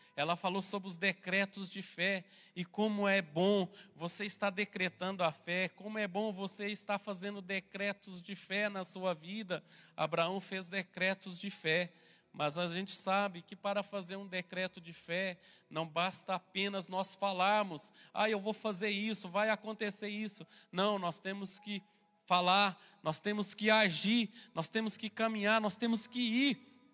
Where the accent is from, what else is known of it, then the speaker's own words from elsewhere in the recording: Minas Gerais, Brazil; eu sou mineiro